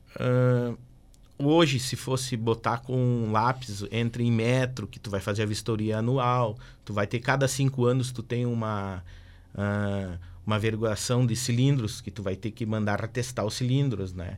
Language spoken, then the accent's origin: Portuguese; Erechim, Rio Grande do Sul, Brazil; also born or lived in Porto Alegre; now in Passo Fundo, Brazil; Eu sou natural de Erechim.